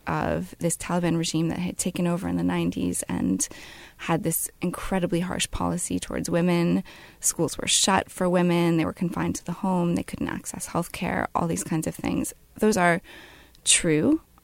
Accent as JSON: {"language": "English", "country": "United States", "said": "my being an American"}